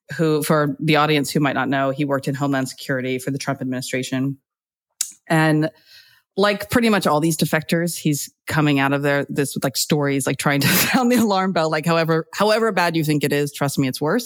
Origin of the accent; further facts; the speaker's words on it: United States; moved away as an adult; now in United Kingdom; as an American, you know, growing up around, you know, the Bill Clinton time